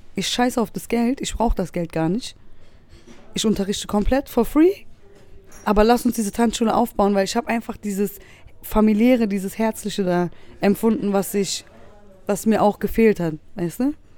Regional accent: Berlin, Germany; wie ich aufgewachsen bin. Weil äh, bei uns in Wedding gab es immer einen Kodex

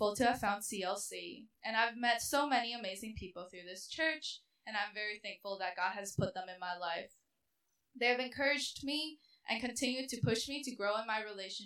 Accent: Minnesota, United States; also born or lived in China; moved to Minnesota when I was 6 years old

